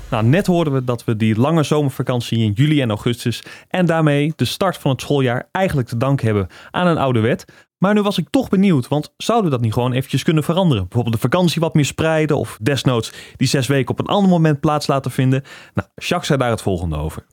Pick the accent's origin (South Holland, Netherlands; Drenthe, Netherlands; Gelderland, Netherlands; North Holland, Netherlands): Drenthe, Netherlands; Ik kom uit Drenthe.